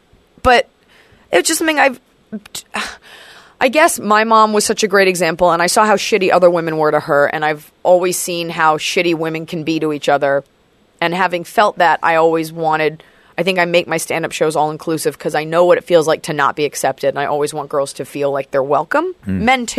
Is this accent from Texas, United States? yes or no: yes; Dallas, Texas, United States; I'm from Dallas.